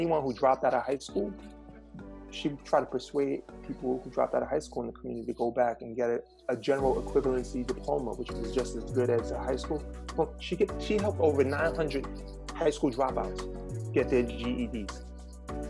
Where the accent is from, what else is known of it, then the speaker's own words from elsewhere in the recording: New York City, New York, United States; moved away as an adult; I was able to leave Red Hook projects